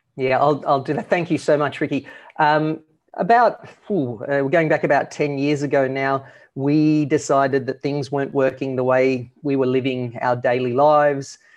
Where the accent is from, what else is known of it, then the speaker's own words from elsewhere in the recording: Australia; moved away as an adult; we're originally from Australia